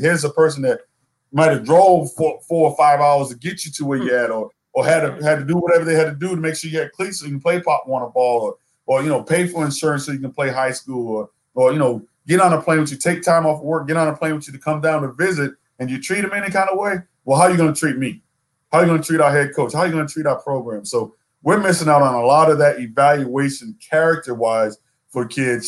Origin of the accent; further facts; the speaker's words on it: South Florida, United States; moved away as an adult; also born or lived in Seattle, Washington; I I grew up in South Florida. I went to school way up in Seattle, Washington